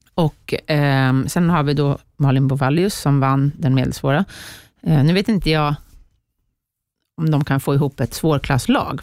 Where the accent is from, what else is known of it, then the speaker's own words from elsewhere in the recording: Sweden; jag var femte bästa svensk